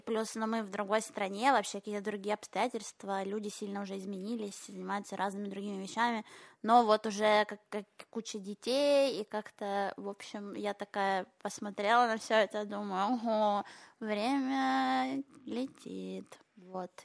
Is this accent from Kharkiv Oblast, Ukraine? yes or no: yes; Kharkiv, Kharkiv Oblast, Ukraine; now in Israel; я же училась в еврейской школе в Харькове